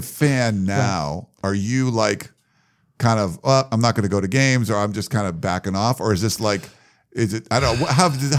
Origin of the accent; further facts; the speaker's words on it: Pittsburgh, Pennsylvania, United States; Well, I mean, I'm from Pittsburgh originally, so okay.